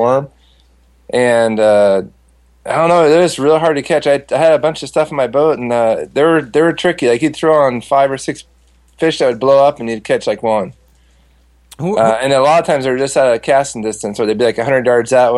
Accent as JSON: {"language": "English", "region": "Southern California", "country": "United States", "tie": "born or raised there", "said": "growing up in Southern California, fishing Lake Casitas all the time"}